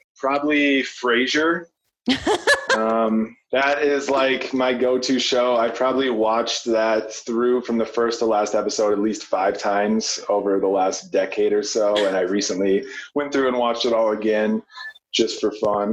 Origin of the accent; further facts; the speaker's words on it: Minnesota, United States; moved away as an adult; now in Colorado, United States; growing up in Minnesota